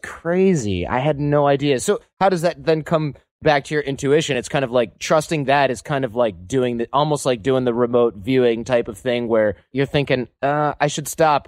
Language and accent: English; Detroit, Michigan, United States; also born or lived in Manhattan, New York; now in San Francisco, United States; I'm in San Francisco. I used to live in Manhattan, but I'm from Detroit